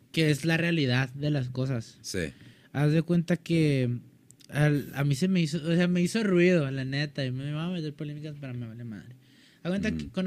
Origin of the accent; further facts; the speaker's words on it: Mexico; a mí, como mexicano me destruye mi cultura